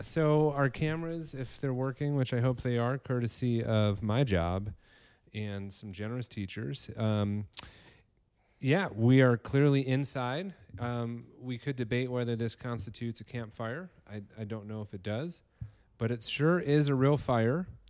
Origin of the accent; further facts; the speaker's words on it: Northern Illinois, United States; Illinois, Northern Illinois, six foot three